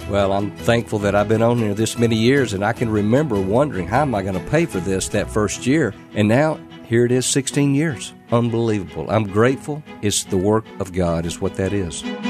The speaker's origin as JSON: {"language": "English", "area": "Clarksville", "region": "Mississippi", "country": "United States", "tie": "born or raised there", "said": "I was about six years of age. The pastor of the church, Riverside Baptist in Clarksville, Mississippi"}